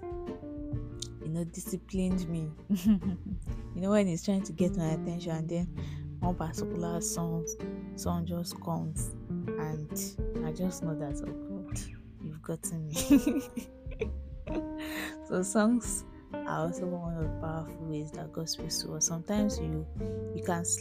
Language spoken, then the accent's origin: English; Nigeria; as a Nigerian adult